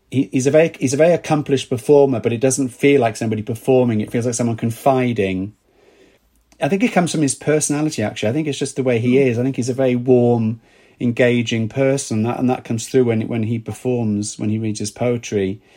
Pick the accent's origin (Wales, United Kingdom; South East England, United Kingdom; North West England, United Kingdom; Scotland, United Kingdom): Wales, United Kingdom; accent: Welsh; now in London, United Kingdom; when I came from Wales to London, and my accent very quickly changed once I was surrounded by people that weren't Welsh.